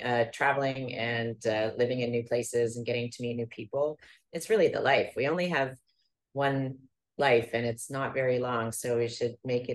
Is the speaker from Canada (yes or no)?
yes; Canada; moved away as an adult; also born or lived in Bahamas; now in Panama City, Panama; I'm Canadian, and I moved to Panama 6 years ago as a resident. I'm a permanent resident here with the what they call a friendly nations visa.